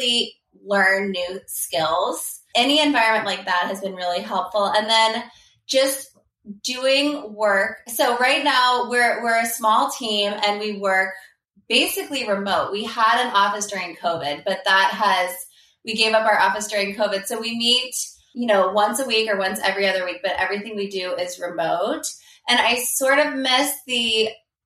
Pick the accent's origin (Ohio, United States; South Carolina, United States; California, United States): California, United States; Palo Alto; moved away as an adult; also born or lived in Princeton, New Jersey; I grew up in Palo Alto, California, which is now the heart of Silicon Valley